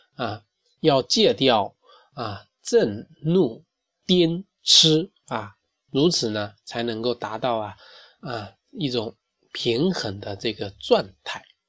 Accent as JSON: {"language": "Chinese", "country": "China", "said": "我们中国人一半以上的很多成年人啊，都存在头皮健康的问题"}